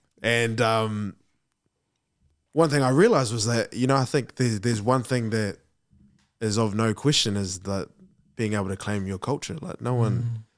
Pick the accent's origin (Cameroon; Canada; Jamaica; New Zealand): New Zealand; Wainui; But we grew up in Wainui, like quite far from them.